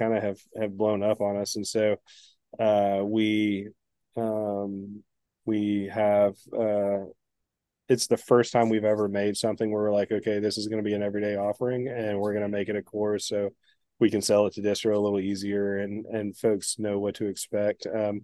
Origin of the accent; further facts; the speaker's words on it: East Tennessee, United States; also born or lived in Chicago, Illinois / Illinois; now in Virginia, United States; I grew up in East Tennessee, but we lived in Illinois when I was growing up for maybe 6 years, and then I grew up the rest of my life in East Tennessee.